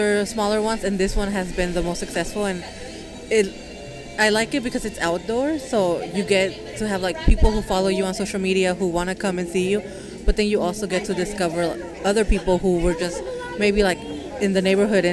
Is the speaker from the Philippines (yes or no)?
no; San Juan de los Lagos, Jalisco, Mexico; moved away; I'm from San Juan de los Lagos, Jalisco